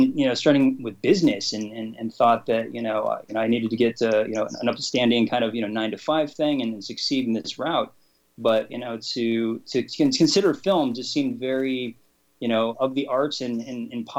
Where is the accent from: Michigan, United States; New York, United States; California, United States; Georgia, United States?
California, United States; Los Angeles; I grew up in Los Angeles